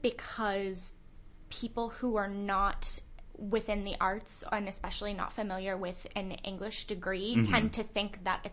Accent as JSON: {"language": "English", "area": "Bay Area", "region": "California", "country": "United States", "also_born_or_lived": "Los Angeles, United States", "moved": "as an adult", "said": "I am from California, actually. I was living in L.A. for the past couple of years, originally from the Bay Area."}